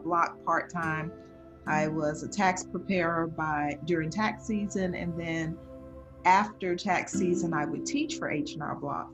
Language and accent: English; South Carolina, United States; I am from South Carolina, and my company is D Hart Accounting